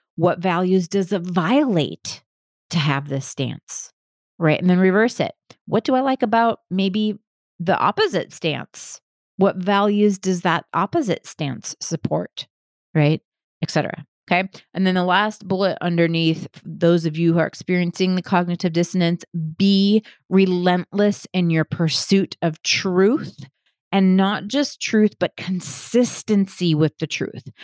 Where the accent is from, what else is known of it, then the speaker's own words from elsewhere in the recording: Milwaukee, Wisconsin, United States; I grew up in Milwaukee, Wisconsin